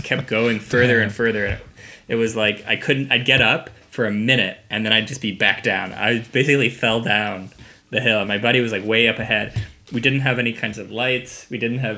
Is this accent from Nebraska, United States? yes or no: yes; Nebraska, United States; moved away; also born or lived in Vancouver; I grew up in Nebraska, and there's no skiing in Nebraska.